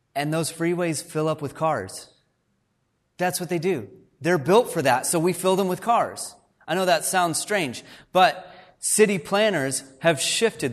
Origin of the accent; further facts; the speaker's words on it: Fort Worth, Texas, United States; now in Canada; I grew up in Fort Worth, Texas.